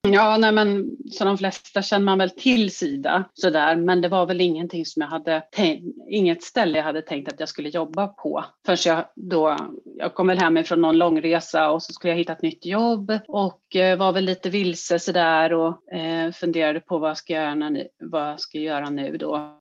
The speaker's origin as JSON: {"language": "Swedish", "country": "Sweden", "said": "vi svenskar"}